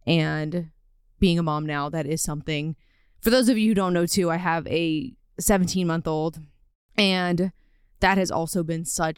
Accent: Louisiana, United States; So I am from Louisiana

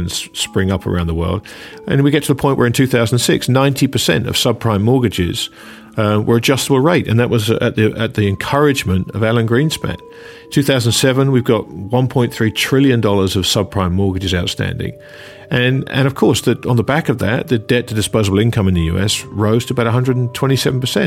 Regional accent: England, United Kingdom; As an Englishman

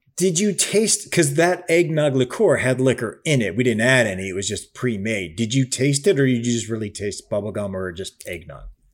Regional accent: Cleveland, Ohio, United States; moved away; also born or lived in Chicago; I am from the Midwest. I'm Cleveland and then spent time in Chicago

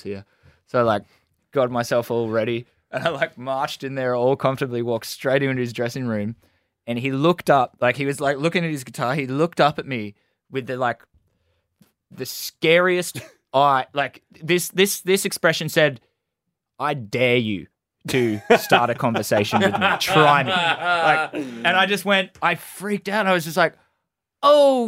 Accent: Gold Coast, Queensland, Australia; we're boys from the Gold Coast

